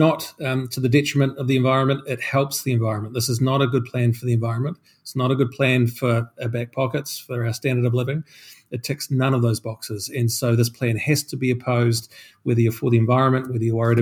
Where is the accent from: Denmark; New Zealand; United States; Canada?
New Zealand; Christchurch, Canterbury; I grew up in Christchurch, which was the smog capital of New Zealand